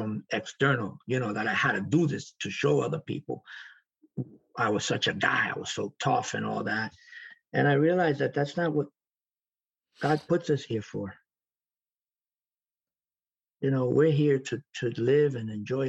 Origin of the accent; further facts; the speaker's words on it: New York City, New York, United States; moved away; also born or lived in Florida; growing up in the South Bronx and growing up in a different environment